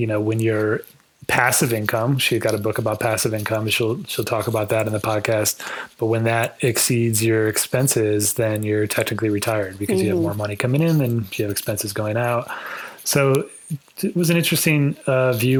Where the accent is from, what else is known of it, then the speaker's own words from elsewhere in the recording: Indiana, United States; I grew up in Indiana, just up the road